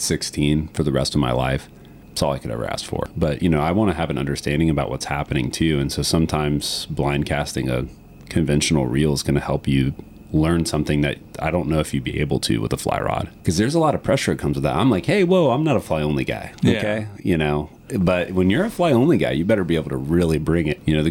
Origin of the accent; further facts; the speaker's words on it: Green Swamp West, outside Tampa, Florida, United States; I grew up the first 5 years of my life in an area outside of Tampa called Green Swamp West. So my family is 5 generations of the Tampa Bay, Cedar Key area.